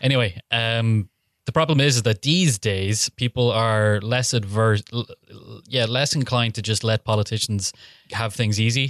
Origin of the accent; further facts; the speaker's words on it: Killybegs, Ulster, Ireland; my hometown, Killybegs